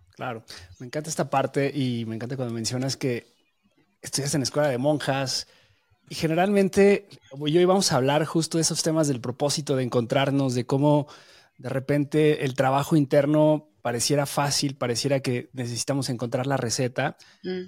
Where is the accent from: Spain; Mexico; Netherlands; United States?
Mexico; yo nací en México, mi familia es de una tradición católica muy arraigada